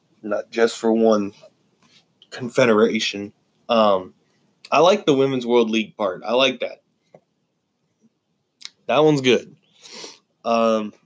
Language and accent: English; United States; as an American fan